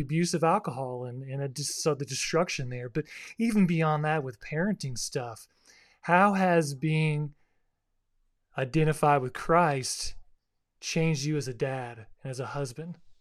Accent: South Florida, United States; I grew up in South Florida

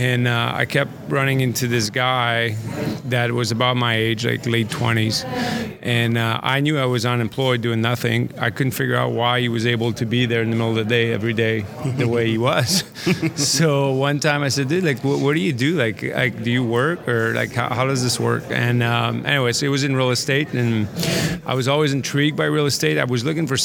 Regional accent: Montreal, Quebec, Canada; also born or lived in East Coast, United States; now in St. Louis, United States; I've been living in the States now for 20-some years. I grew up in Montreal

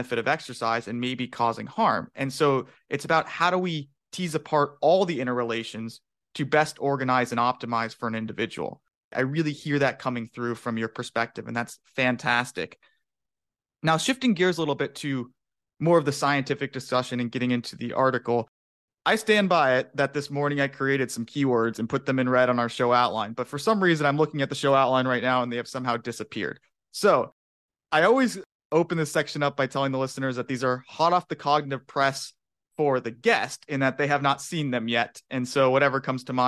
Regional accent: Phoenix, Arizona, United States; growing up in Phoenix, Arizona, where it's blistering hot as a golfer and a baseball player

